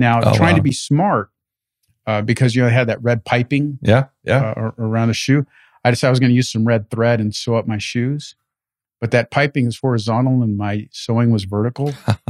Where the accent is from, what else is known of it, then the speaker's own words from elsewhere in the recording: Paramount, California, United States; also born or lived in Lynwood; I was born in Linwood, mm-hmm. and I went to middle and high school in Paramount. So I'm straight out of right next to Compton.